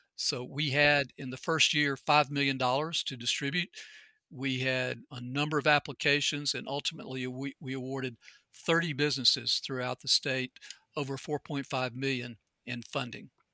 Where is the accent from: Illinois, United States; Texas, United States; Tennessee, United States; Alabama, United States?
Alabama, United States; Anniston; also born or lived in France / Switzerland; I grew up in Anniston